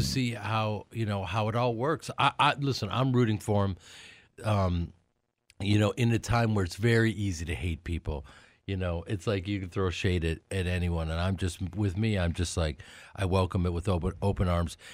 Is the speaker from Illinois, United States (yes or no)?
yes; Chicago, Illinois, United States; now in Los Angeles, United States; I grew up in Chicago, and I spent all of my summers at Alcart Lake, Wisconsin